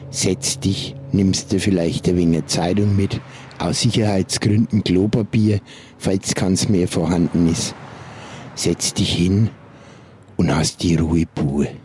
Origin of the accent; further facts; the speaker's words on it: Nuremberg, Bavaria, Germany; ich bin Nürnberger Taxifahrer.